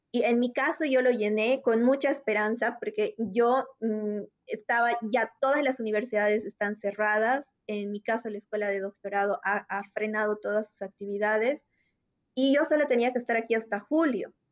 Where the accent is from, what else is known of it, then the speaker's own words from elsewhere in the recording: Bolivia; moved away as an adult; now in Spain; nosotros somos bolivianos y actualmente tanto Adrián como yo estamos viviendo en el exterior